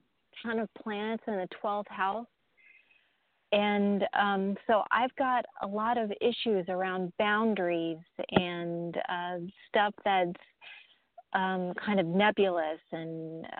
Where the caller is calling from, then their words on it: Florida, United States; I'm from Florida as well.